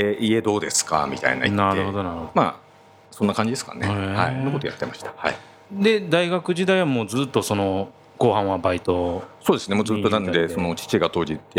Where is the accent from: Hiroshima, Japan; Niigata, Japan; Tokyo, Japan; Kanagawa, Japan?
Tokyo, Japan; also born or lived in Chiba; 私はで東京生まれなんですけど